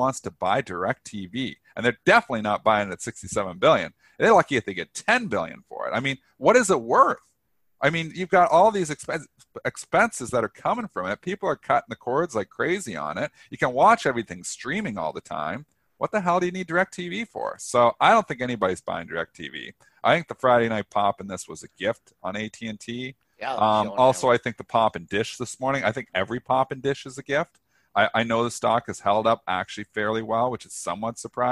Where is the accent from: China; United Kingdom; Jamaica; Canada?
Canada; I'm Canadian.